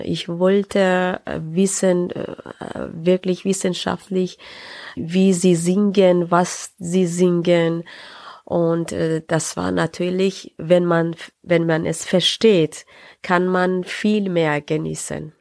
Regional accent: Tehran, Tehran Province, Iran; German is a second language; moved away as an adult; also born or lived in Saarbrücken, Germany; now in Nuremberg, Germany; Ich bin äh, 75 im Teheran geboren äh, und äh, meinen Studiumabschluss gemacht im äh, Teheran äh, und dann bin ich äh, 2004 nach Deutschland gekommen

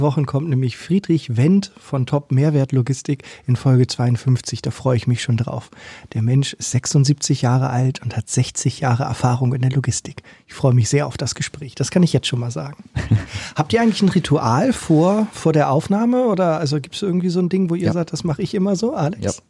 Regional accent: Hamburg, Germany; als Hamburger

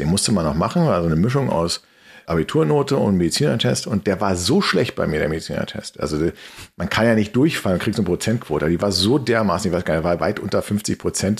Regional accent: Berlin, Germany; Berlin, und zwar im, im, im Westteil der Stadt

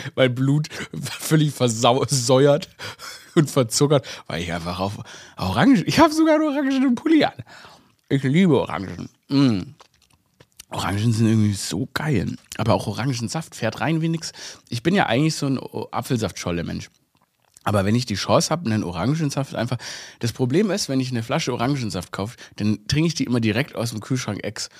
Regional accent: Stuttgart, Baden-Württemberg, Germany; moved away as an adult; also born or lived in Vienna; ich bin ja in Stuttgart aufgewachsen

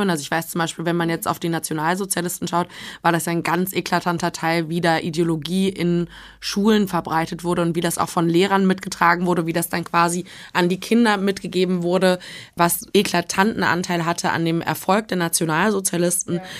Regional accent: East Germany, Germany; selbstverständlich als ostdeutsche Person eine Nichtreligiosität

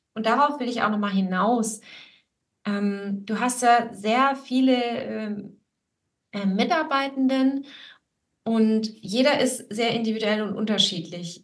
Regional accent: Swabia, Baden-Württemberg, Germany; ich bin ja hier in Schwaben geboren und aufgewachsen

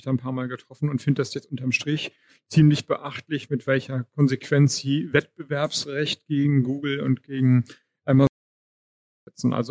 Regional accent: Schleswig-Holstein, Germany; ich komme aus Schleswig-Holstein

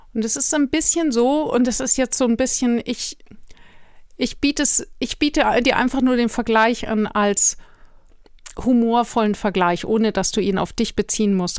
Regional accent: Germany; für uns als Deutsche

